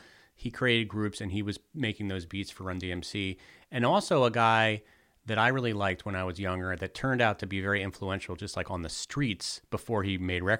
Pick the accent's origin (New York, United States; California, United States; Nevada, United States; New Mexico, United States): New York, United States; when I was growing up in New York in the mid 80s.